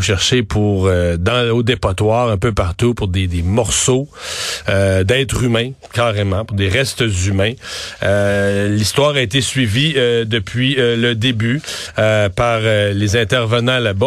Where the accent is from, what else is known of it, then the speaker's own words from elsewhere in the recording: Cacouna, Quebec, Canada; mon village natal, je dois le dire, à Kakuna.